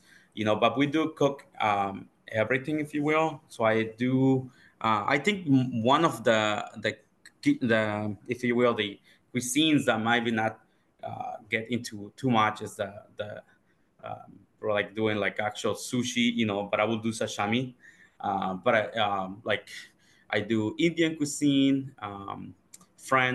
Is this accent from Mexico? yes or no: yes; Oaxaca, Mexico; moved away as an adult; I grew up in Oaxaca, Mexico